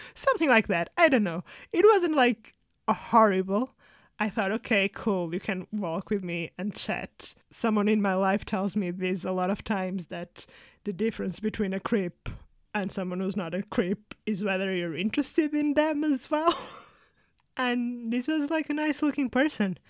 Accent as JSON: {"language": "English", "country": "Portugal", "tie": "born or raised there", "moved": "as an adult", "lives_now": "United Kingdom", "said": "growing up in Portugal"}